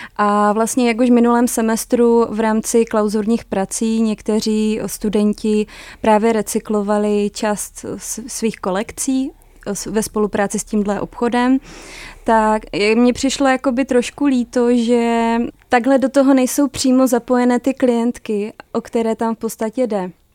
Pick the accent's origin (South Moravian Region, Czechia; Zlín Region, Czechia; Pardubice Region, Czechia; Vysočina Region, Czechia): Zlín Region, Czechia; Zlín; moved away as an adult; now in Prague, Czech Republic; pocházím ze Zlína, že jsem mohla být ty tři roky blíž rodině